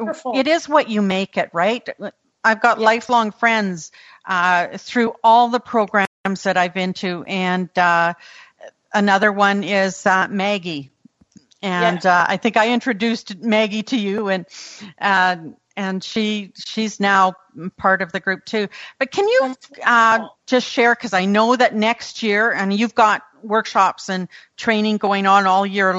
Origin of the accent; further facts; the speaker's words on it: Canada; being Canadian